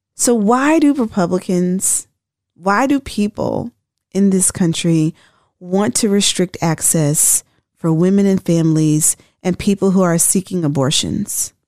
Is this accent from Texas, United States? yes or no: no; Tennessee, United States; I'm from Tennessee